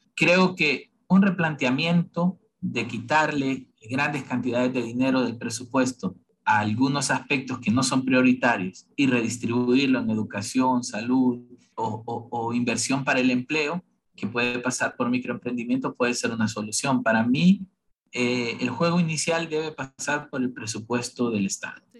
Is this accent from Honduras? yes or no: yes; Honduras; los hondureños somos una mezcla de todo